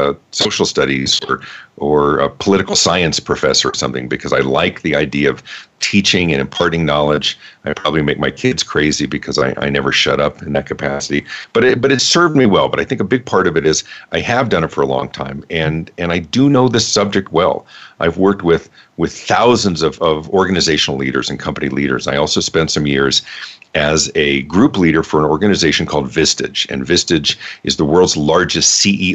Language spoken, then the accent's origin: English; Denver, Colorado, United States; also born or lived in Los Angeles, California; I grew up in the Denver area